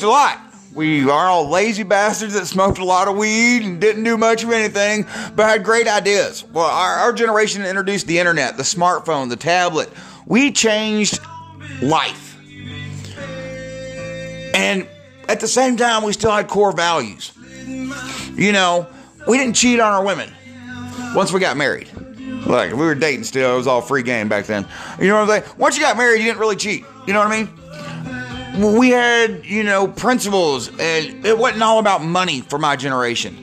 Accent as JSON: {"language": "English", "region": "Georgia", "country": "United States", "said": "I'm from Georgia."}